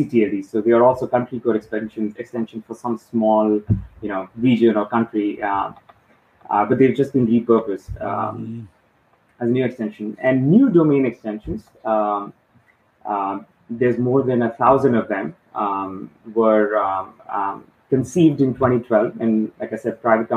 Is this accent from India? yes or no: yes; India; moved away as an adult; also born or lived in Mumbai, India; now in Dubai, United Arab Emirates; I was born and raised in India, lived in a few different parts